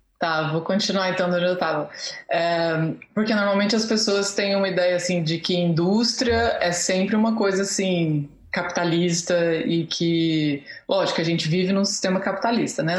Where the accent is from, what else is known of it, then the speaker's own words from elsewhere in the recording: Chapada dos Veadeiros, Goiás, Brazil; moved away as an adult; also born or lived in France; eu cresci na Chapada dos Veadeiros também